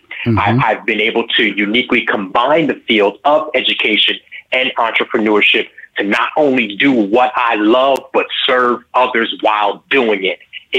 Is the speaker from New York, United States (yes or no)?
yes; New York, United States; I grew up in New York, and my father, raising us in the church, he was a musician.